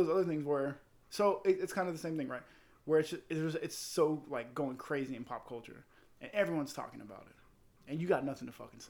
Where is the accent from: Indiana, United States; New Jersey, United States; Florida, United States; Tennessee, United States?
Florida, United States; I'm from Florida